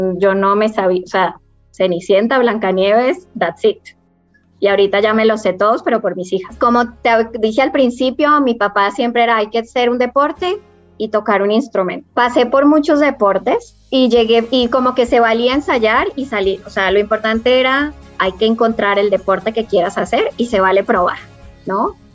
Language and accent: Spanish; Cali, Valle del Cauca, Colombia; Yo nací en Cali